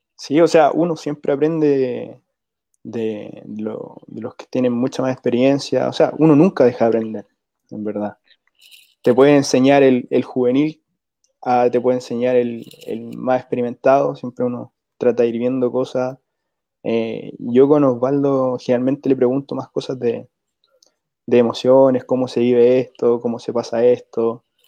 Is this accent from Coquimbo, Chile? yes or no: no; Rancagua, O'Higgins, Chile; yo soy de acá de Rancagua